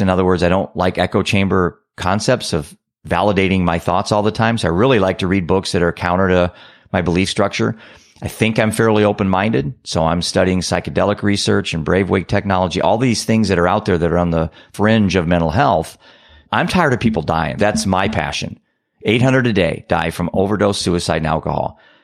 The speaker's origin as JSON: {"language": "English", "region": "Iowa", "country": "United States", "said": "I'm a dad from Iowa."}